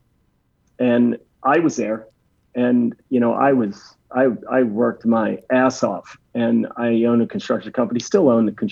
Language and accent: English; right outside of Philadelphia, Pennsylvania, United States; I lived in not too far from where I am now, right outside of Philadelphia, Pennsylvania